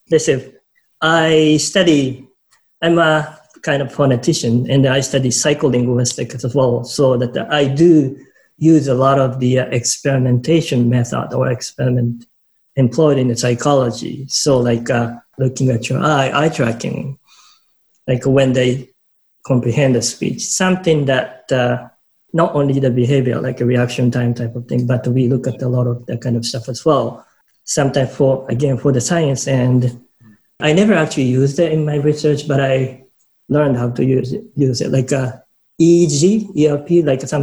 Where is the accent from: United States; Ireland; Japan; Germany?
Japan; English is a second language; moved away as an adult; also born or lived in Vancouver, Canada / Ottawa, Canada / Niagara Falls, Canada; now in Canada; I was born in Japan, and I came to Canada when I was 25 or 6.